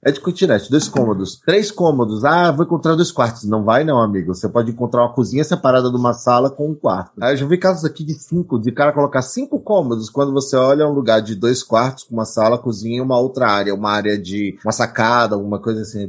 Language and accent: Portuguese; Salvador, Bahia, Brazil; moved away as an adult; also born or lived in Barreiras, Bahia; Eu sou nascido e criado em Salvador, e aí no início de 2000, né, minha chegada à beira da idade adulta, me movi para Barreiras.